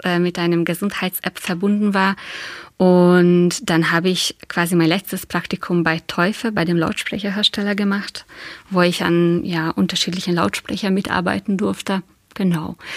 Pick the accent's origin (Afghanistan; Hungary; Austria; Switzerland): Hungary; German is a second language; moved away as an adult; now in Dresden, Germany; Also ich bin Ungarin, habe in Ungarn Kunstgeschichte studiert